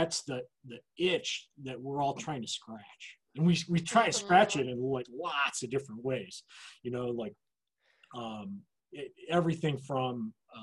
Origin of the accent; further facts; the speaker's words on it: East Lansing, Michigan, United States; growing up in East Lansing, we had access to the university facility